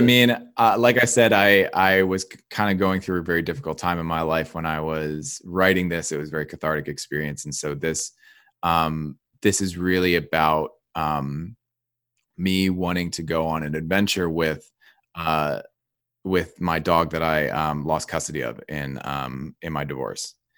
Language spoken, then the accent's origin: English; New Jersey, United States; I grew up in New Jersey